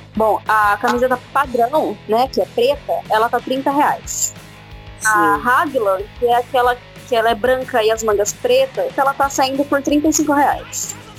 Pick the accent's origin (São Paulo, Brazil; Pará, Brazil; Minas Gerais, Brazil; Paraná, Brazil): São Paulo, Brazil; Araraquara; eu, a Larissa e o Miguel, nós somos daqui de Araraquara.